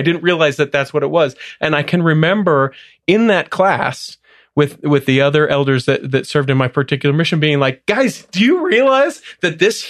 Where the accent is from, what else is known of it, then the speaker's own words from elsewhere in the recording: Salt Lake City, Utah, United States; also born or lived in Cleveland, Ohio; Technically a suburb, middle of Salt Lake, but yeah, just born and raised here. College in Southern Utah, served a mission in Cleveland, Ohio, and then came back to Utah.